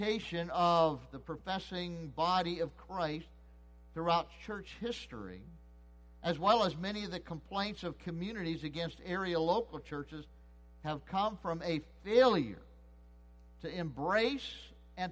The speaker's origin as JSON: {"language": "English", "country": "United States", "tie": "born or raised there", "said": "I was born and raised and live in the United States of America"}